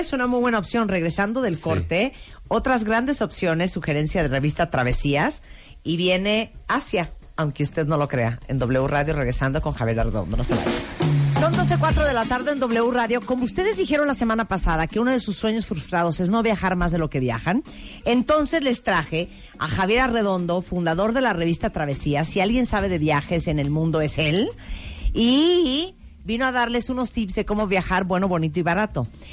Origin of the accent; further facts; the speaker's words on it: Nicaragua; como yo soy de Nicaragua, vecina de Guatemala